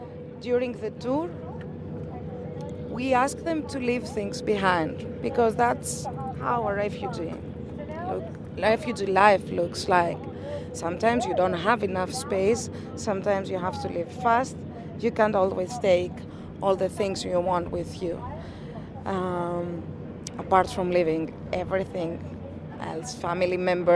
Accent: Greece; I'm from Greece.

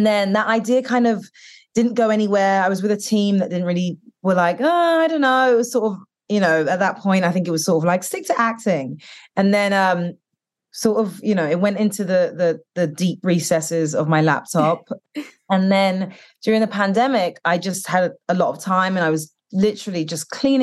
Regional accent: United Kingdom; moved away; growing up in the UK and being Black British and Caribbean

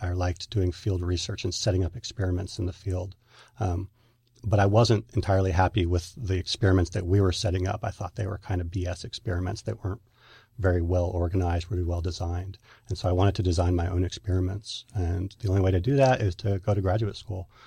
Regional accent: Northern California, United States; I was raised in Northern California

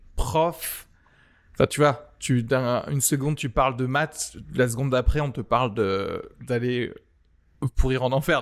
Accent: France; also born or lived in Algeria; Je suis né en Algérie et je suis arrivé en France quand j'avais 8-9

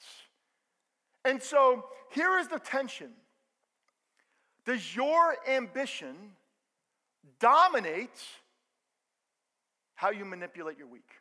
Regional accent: Bergen County, New Jersey, United States; I grew up in Bergen County.

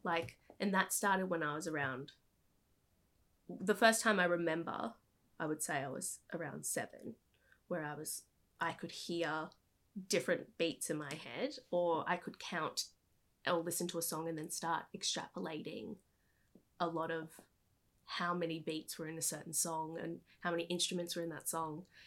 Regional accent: Brisbane, Queensland, Australia; moved away as an adult; also born or lived in New York / California; I was born and raised in Brisbane

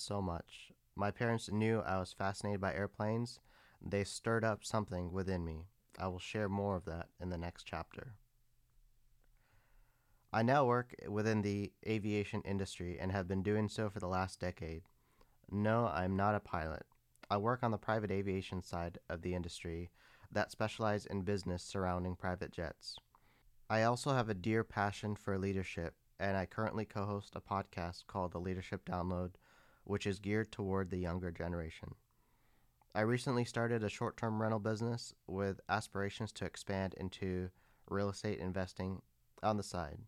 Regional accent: San Bruno, California, United States; I was born and raised in Northern California in a city called San Bruno.

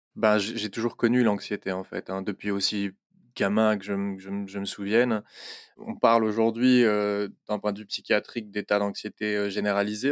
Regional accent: Belgium; je suis belge, j'habite à Bruxelles

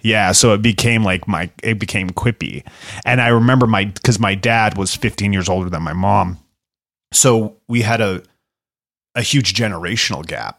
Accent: Canada; moved away; also born or lived in United States; growing up in Canada and in America

